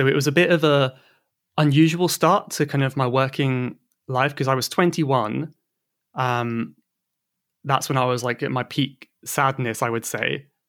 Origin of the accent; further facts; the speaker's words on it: South West England, United Kingdom; So I'm from Cornwall. In the southwest of England.